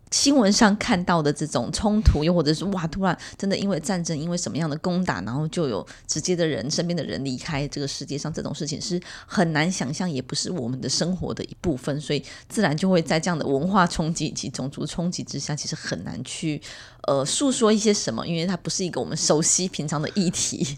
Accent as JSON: {"language": "Chinese", "region": "Miaoli County", "country": "Taiwan", "tie": "born or raised there", "said": "我们苗栗有一所这么知名的学校"}